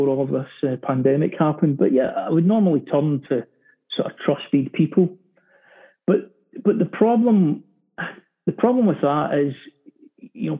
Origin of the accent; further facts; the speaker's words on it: Glasgow, Scotland, United Kingdom; in Glasgow, in my hometown